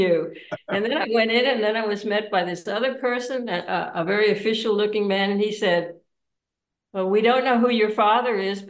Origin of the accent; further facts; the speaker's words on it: United States; moved away; I'm an American citizen